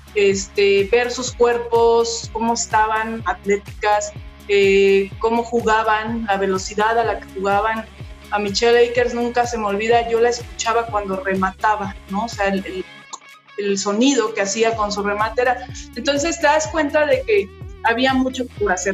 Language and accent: Spanish; Mexico; en mi país